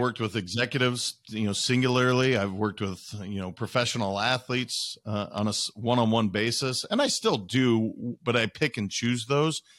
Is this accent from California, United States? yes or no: no; Montana, United States; also born or lived in Wisconsin / Idaho; I had lived in Montana the majority of my life. I'd lived in Idaho and, and I was born in Wisconsin, but the majority of my life was in Montana